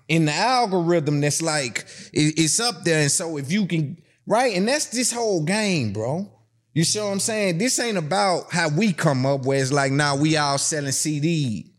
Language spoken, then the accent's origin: English; Tennessee, United States; I'm from Tennessee